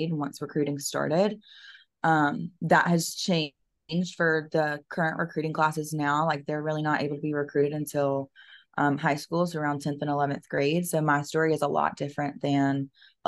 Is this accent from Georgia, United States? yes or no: yes; Macon, Georgia, United States; moved away as an adult; now in South Carolina, United States; I grew up in Macon, Georgia